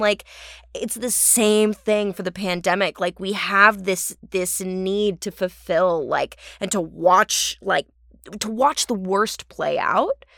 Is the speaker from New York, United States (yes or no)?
no; Orange County, California, United States; accent: Californian; now in Los Angeles, United States; I'm from Orange County